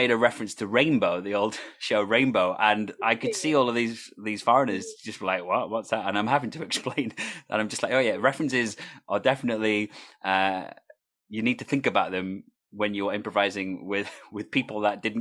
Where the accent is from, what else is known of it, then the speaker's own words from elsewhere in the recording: Wales, United Kingdom; People don't know that I'm Welsh when they listen to my voice.